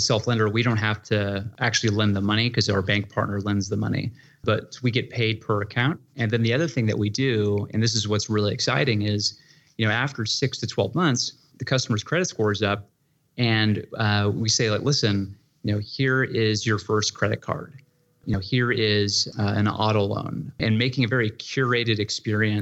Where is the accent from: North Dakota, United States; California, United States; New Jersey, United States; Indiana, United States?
California, United States; moved away as an adult; also born or lived in San Francisco; now in Austin, United States; I grew up in California, lived in San Francisco.